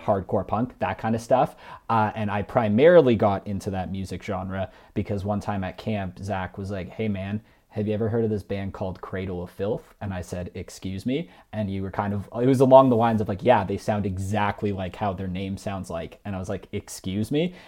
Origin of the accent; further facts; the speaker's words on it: Mississauga, Ontario, Canada; moved away as an adult; also born or lived in Toronto; now in Calgary, Canada; I was born and raised in the Greater Toronto Area. Uh, I lived for most of my life in Mississauga